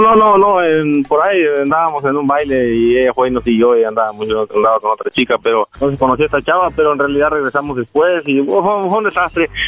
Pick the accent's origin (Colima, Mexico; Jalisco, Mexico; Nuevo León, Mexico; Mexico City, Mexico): Jalisco, Mexico; moved away; also born or lived in Guerrero; me crié en Jalisco